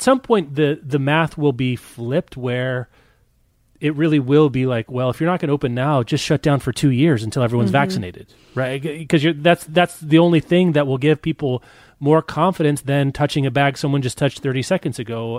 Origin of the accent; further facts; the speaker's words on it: Kansas, United States; I'm from Kansas.